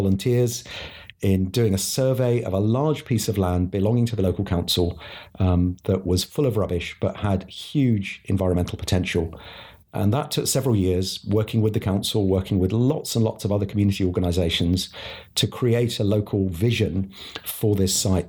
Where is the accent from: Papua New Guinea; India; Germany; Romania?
India; now in United Kingdom; I was born in India, where my parents were CMS mission partners.